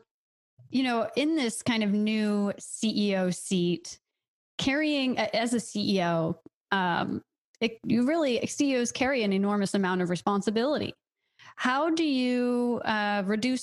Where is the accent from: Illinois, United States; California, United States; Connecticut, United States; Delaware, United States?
Delaware, United States; I'm from Delaware and grew up near the Chesapeake Bay